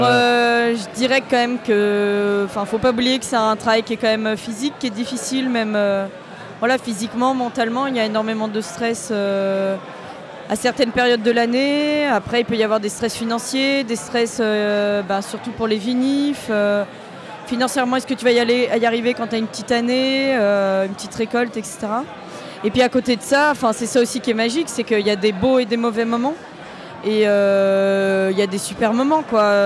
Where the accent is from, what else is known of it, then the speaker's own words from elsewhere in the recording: La Rochelle, Nouvelle-Aquitaine, France; moved away as an adult; now in Beaujolais, France; à la base je viens de La Rochelle. Je suis arrivée dans le Beaujolais parce que j'avais trouvé un travail.